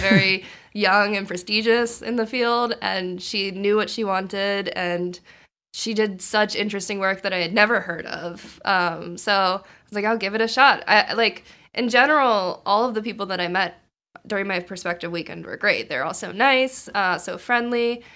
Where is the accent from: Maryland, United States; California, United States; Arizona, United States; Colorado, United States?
Maryland, United States; moved away as an adult; now in Boston, United States; I'm from Maryland, and so I wanted to stay in Maryland to go to school